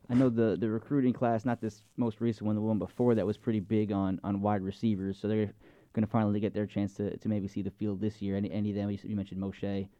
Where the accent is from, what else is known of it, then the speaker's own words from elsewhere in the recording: Long Island, New York, United States; moved away; I grew up on Long Island